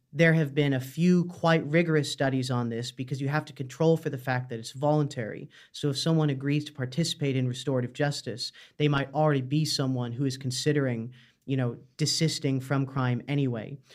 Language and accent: English; Canada; moved away as an adult; now in Dublin, Ireland; I'm from Canada originally, but I've lived in Ireland about five years now